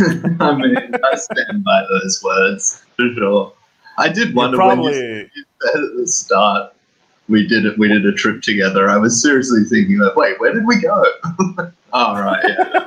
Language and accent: English; Australia; because I'm from Australia that I'm so chill.